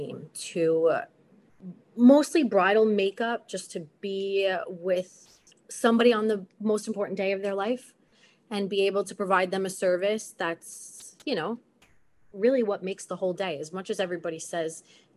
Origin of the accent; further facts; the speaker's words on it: Long Island, New York, United States; also born or lived in Manhattan; I grew up out east. I went to Longwood High School.